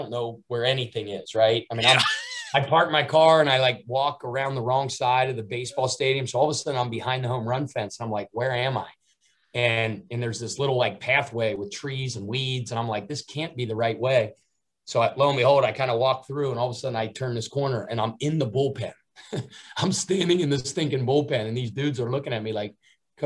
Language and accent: English; Cincinnati, Ohio, United States; now in South Carolina, United States; my hometown is Cincinnati.